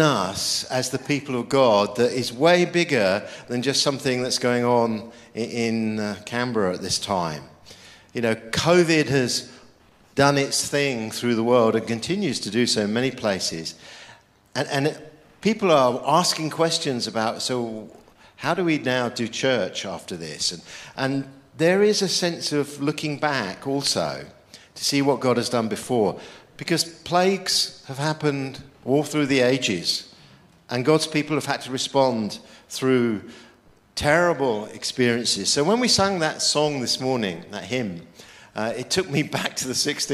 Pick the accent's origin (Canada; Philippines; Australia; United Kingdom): United Kingdom; I'm a Brit